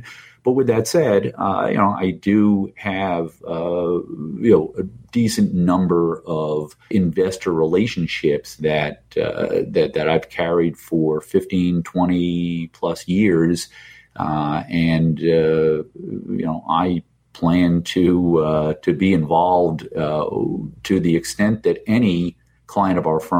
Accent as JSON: {"language": "English", "region": "New Jersey", "country": "United States", "also_born_or_lived": "New York", "moved": "yes", "said": "Rutgers University in my home state of New Jersey"}